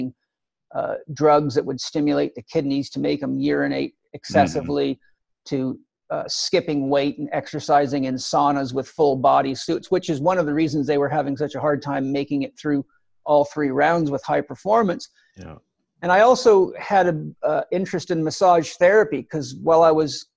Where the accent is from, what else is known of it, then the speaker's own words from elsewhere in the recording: Los Angeles, California, United States; also born or lived in Vancouver Island; now in San Diego, United States; I'm initially from Los Angeles, so I'm really a California boy